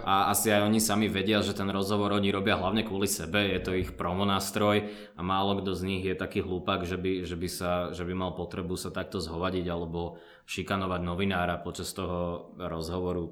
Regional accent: Slovakia; Ja pochádzam odtiaľto zo Slovenska, ale môj otec je palestínčan, čiže som polovičný Arab palestínčan

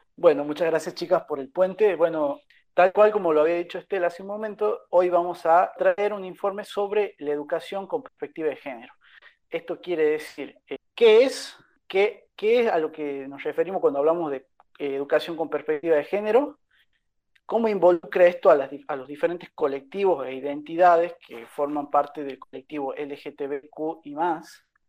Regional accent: Catamarca, Argentina; yo no soy de Tucumán, yo soy de Catamarca

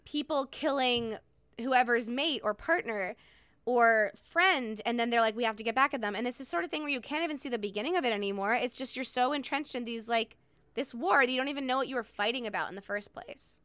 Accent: Hartford, Connecticut, United States; I was born in Hartford

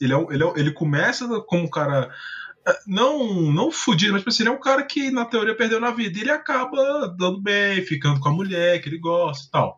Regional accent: Brazil; sou brasileiro

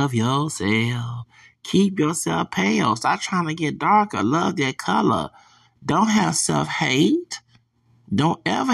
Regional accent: the South, United States; also born or lived in Houston / El Paso; I'm from the South.

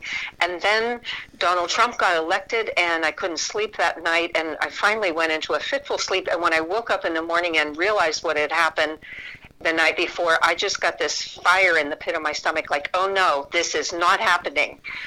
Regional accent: Pittsburgh, Pennsylvania, United States; moved away; I came from Pittsburgh and a blue-collar worker family

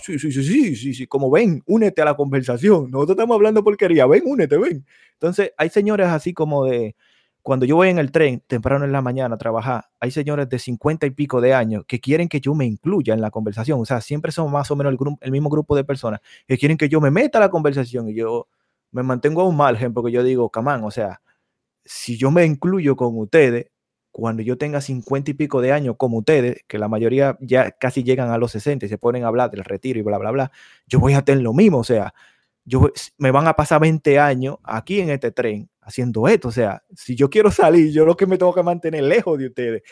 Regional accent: Dominican Republic; now in United States; Ya yo soy dominicana.

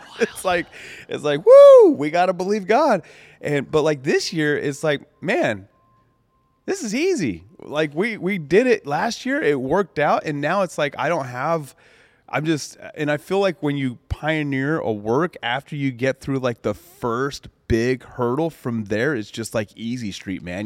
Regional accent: Colorado, United States; when I grew up in Colorado out on the farm, the mountains, the ranch

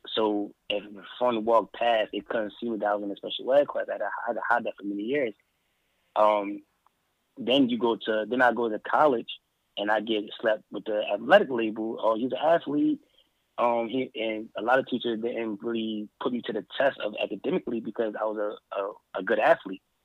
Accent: Philadelphia, Pennsylvania, United States; also born or lived in Allentown, Pennsylvania; I was born and raised I was born and raised in Philadelphia. Well, I was born in Philadelphia

